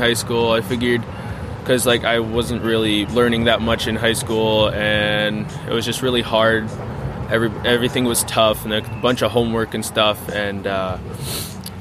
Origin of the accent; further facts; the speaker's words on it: Albany, New Hampshire, United States; I'm from Albany, New Hampshire.